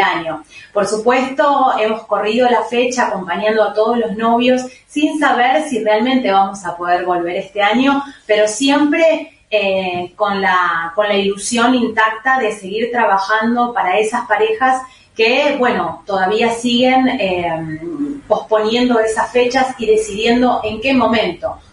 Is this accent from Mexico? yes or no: no; Buenos Aires, Argentina; somos de Buenos Aires, viajamos alrededor del país